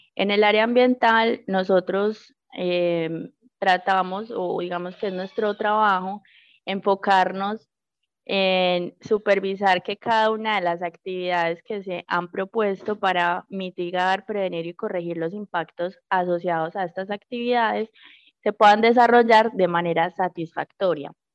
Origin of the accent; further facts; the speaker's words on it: Puerto Berrío, Antioquia, Colombia; soy nacida y criada en el municipio de Puerto de Río. Llevo 28 años en este municipio del Magdalena Medio